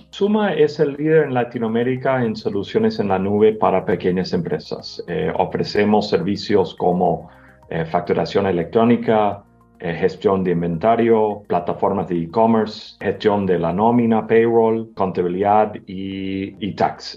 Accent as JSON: {"language": "Spanish", "country": "United States", "moved": "as an adult", "said": "primero yo soy gringo, llevo más que 25 años trabajando en la región"}